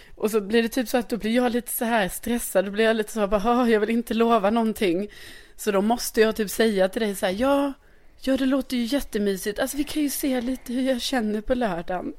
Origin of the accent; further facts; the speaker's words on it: Lund, Skåne, Sweden; now in Stockholm, Sweden; min hemstad